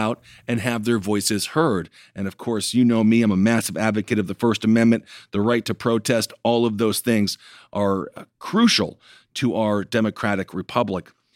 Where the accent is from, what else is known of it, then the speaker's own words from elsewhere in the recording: Wisconsin, United States; my home state of Wisconsin